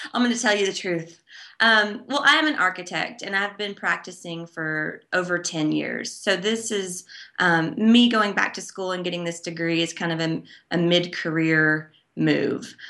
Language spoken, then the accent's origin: English; Dickson, Tennessee, United States; my hometown of Dixon, Tennessee, which is a small, quaint, um, almost rural town about forty-five minutes away from Nashville